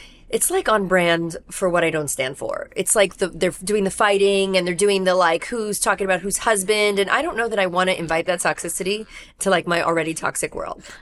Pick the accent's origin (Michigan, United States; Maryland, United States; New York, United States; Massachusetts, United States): New York, United States; New York City; I'm a New Yorker, a New Yorker New Yorking in New York. I grew up in Brooklyn